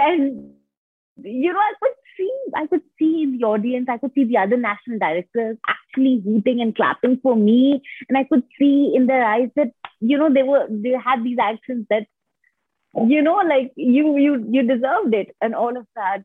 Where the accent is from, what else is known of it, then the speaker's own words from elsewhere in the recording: India; I have completely been born and brought up in India.